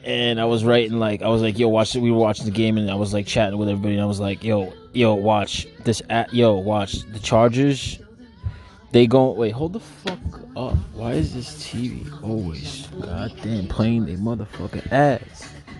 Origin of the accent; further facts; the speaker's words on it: Brooklyn, New York, United States; I'm from Brooklyn, so I like... What are the Brooklyn teams?